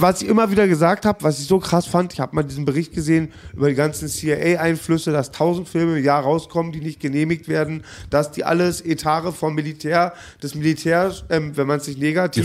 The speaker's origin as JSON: {"language": "German", "region": "Berlin", "country": "Germany", "said": "ich bin Berliner"}